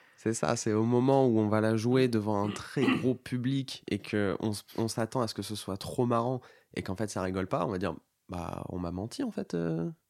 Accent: Bordeaux, Nouvelle-Aquitaine, France; now in Paris, France; j'étais de Bordeaux à la base

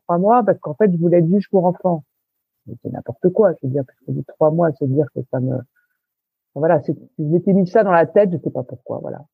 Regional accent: Paris, Île-de-France, France; je suis parisienne, mais alors parisienne

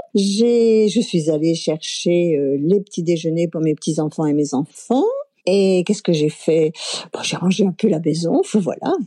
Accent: Chambéry, Auvergne-Rhône-Alpes, France; also born or lived in Aix-les-Bains; je suis née à Aix-les-Bains, en Savoie, et j'ai grandi à Chambéry

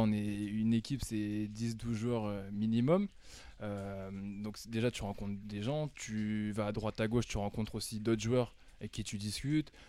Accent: Amiens, Hauts-de-France, France; moved away as an adult; also born or lived in United States; now in Paris, France; je suis natif d'Amiens. J'ai grandi ici

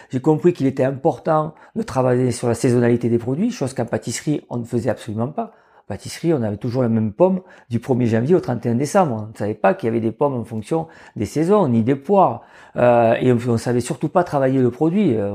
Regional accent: Marseille, Provence-Alpes-Côte d'Azur, France; je suis originaire de, de Marseille. Donc, j'avais des parents qui étaient hôteliers-restaurateurs

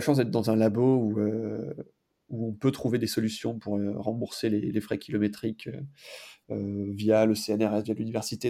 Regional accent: foot of the Vosges, Moselle, Grand Est, France; moved away; also born or lived in Alps; dans les Vosges, euh, mhm. d'où je suis originaire, au pied des Vosges, en Moselle

